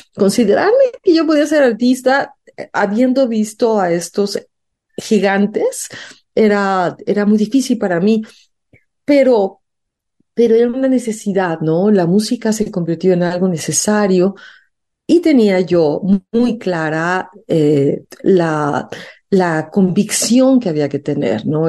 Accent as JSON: {"language": "Spanish", "country": "Mexico", "said": "me fui becada afuera de México a estudiar diseño, no dejé de cantar. Y a mi regreso a México"}